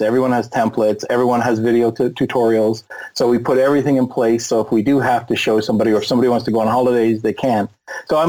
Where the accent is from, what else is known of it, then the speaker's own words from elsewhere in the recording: Canada; also born or lived in Tampa, Florida; I'm Canadian.